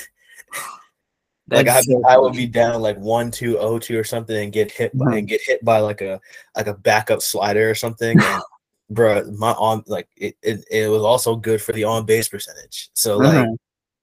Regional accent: Baltimore, Maryland, United States; I'm from Baltimore, so like I can see Camden Yard. If I go up into my attic, I can see Camden Yards

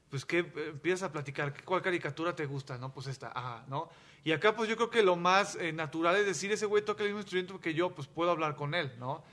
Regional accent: Mexico; yo soy mexicano

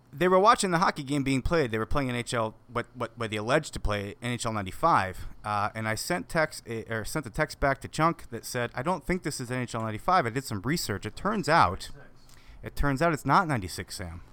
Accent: Wisconsin, United States; I grew up growing up on the Wisconsin Lakes, skating since I was about three, probably.

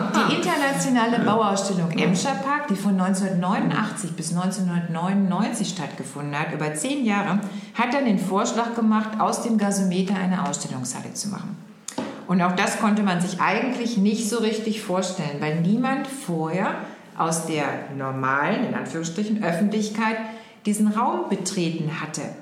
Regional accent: Oberhausen, North Rhine-Westphalia, Germany; Also ich komme aus Oberhausen, ja. tatsächlich, ne, da komme ich her.

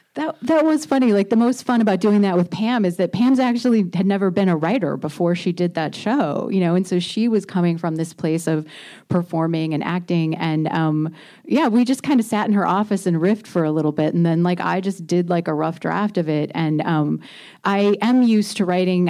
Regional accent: Indiana, United States; moved away; I grew up in Indiana

